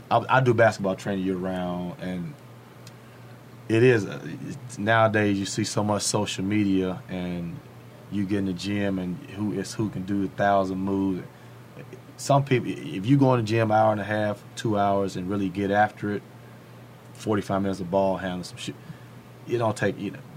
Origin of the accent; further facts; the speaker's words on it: Nashville, United States; when I grew up in Nashville, City, like she'll tell you, my freshman year at the house college, I couldn't wait to go back home.